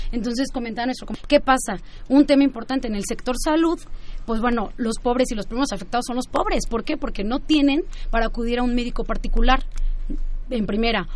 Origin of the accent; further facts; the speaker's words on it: Mexico; nuestro país